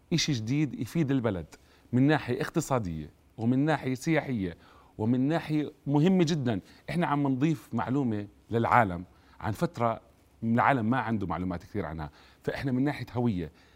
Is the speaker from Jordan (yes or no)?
yes; Jordan; احنا اليوم فعلا كاردنيين فخورين جدا